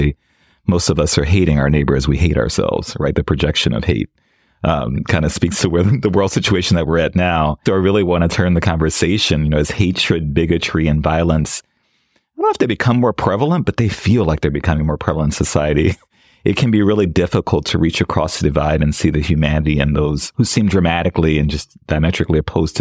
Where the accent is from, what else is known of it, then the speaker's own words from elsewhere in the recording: New Orleans, Louisiana, United States; I grew up in New Orleans and was lucky enough to grow up in a fairly radical liberation theology situation in my church